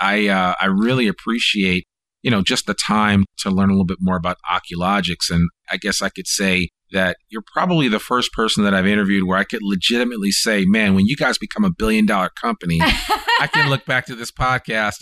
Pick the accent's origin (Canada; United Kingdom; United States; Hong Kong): United States; Northeast; now in Northwest Arkansas, United States; I'm from the Northeast